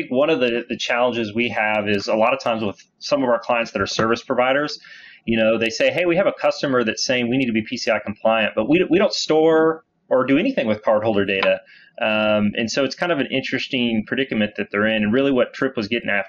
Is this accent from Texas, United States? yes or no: yes; Dallas, Texas, United States; Yeah. So I born and raised in Dallas. I started at Weaver about 8 years ago now.